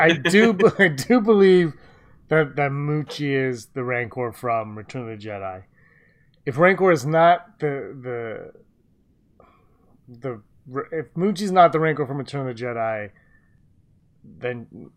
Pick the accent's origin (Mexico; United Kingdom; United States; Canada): Canada; we're Canadian